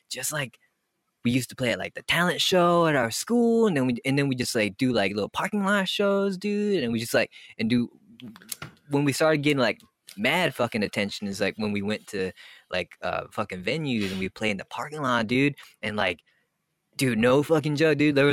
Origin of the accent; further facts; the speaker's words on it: Montreal, Quebec, Canada; we we come from like fucking Montreal, dude, and we're like we're, we're Canadian, like pop punk.